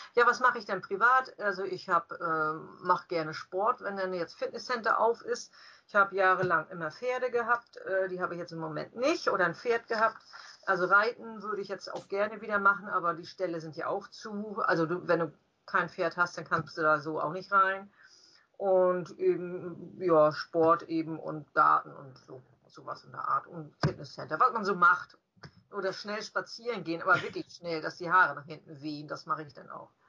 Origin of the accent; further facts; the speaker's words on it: Farchau, Schleswig-Holstein, Germany; also born or lived in Klein Pampau / Mölln; Wir sind alle in Klein Pampau geboren. Das ist aber auch Herzogtum Lauenburg und unser Vater äh, hat bei der Schleswig gearbeitet und ein sehr großes Gebiet nachher bearbeiten müssen und da musste man nach Farchau ziehen. Farchau hat mhm. acht Häuser und ist in der Nähe von Schmielau, zwei Kilometer entfernt. Und da sind wir dann als Kinder aufgewachsen